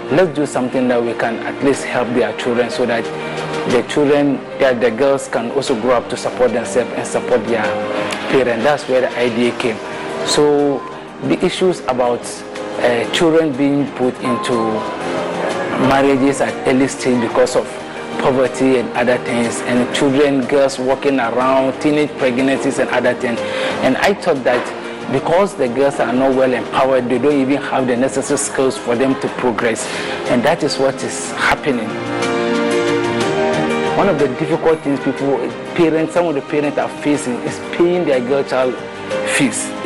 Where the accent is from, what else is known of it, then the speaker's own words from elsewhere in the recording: Mamobi, Greater Accra, Ghana; Uh, actually, I grew up in Mamobi here specifically मैं Mamobi and I school here.